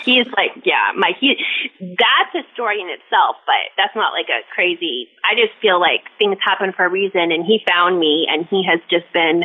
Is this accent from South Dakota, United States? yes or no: no; Seattle, Washington, United States; now in Olympia, United States; I actually live in we're from Seattle, um, in Olympia, Washington